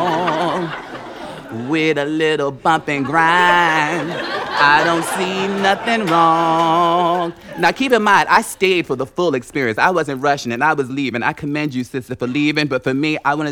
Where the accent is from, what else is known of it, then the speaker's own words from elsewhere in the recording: Newark, New Jersey, United States; I'm from Newark, New Jersey